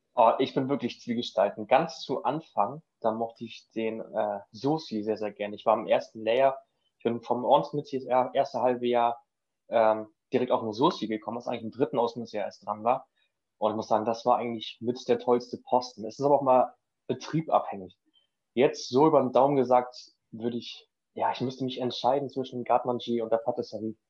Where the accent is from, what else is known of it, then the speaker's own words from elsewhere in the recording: Schleswig-Holstein, Germany; moved away as an adult; now in Denmark; ich komme ursprünglich aus Schleswig-Holstein, wohne jetzt gerade in Dänemark